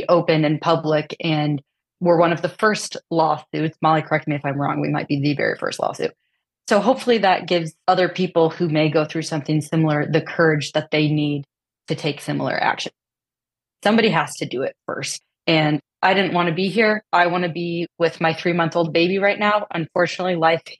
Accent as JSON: {"language": "English", "region": "Midwest", "country": "United States", "moved": "yes", "lives_now": "Austin, Texas, United States", "said": "We're from the Midwest. We come from conservative families."}